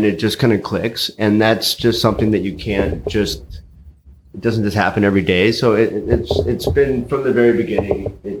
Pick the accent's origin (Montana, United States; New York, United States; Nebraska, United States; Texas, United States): Montana, United States; Helena; Originally, I'm from Montana. Grew up in Helena. I grew up on a yoga retreat ranch way in the mountains.